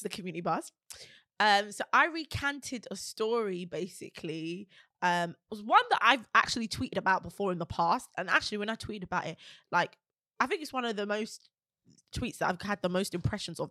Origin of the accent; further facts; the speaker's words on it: London, United Kingdom; we're from Peckham